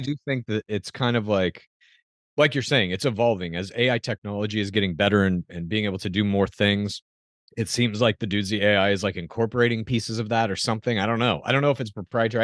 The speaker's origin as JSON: {"language": "English", "town": "Dallas", "region": "Texas", "country": "United States", "tie": "born or raised there", "moved": "yes", "lives_now": "California, United States", "said": "I grew up in Dallas"}